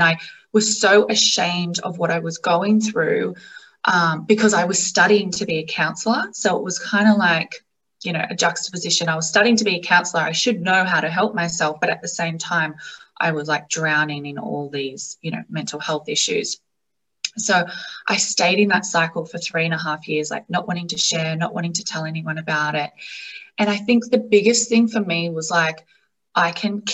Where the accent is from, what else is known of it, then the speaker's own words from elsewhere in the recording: Australia; accent: Australian; I am obviously from Australia. You would hear that from my accent